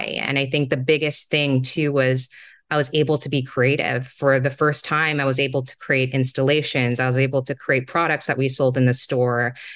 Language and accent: English; Singapore; moved away; also born or lived in Hong Kong; So, I was born and raised in Singapore, and I spent a few of my formative years in Hong Kong as well.